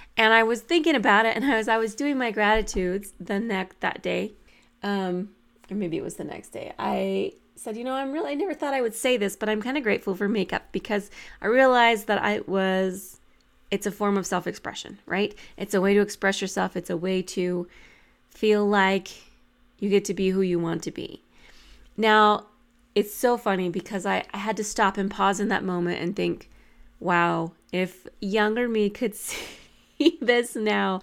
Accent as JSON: {"language": "English", "region": "New Mexico", "country": "United States", "tie": "born or raised there", "said": "I grew up in New Mexico"}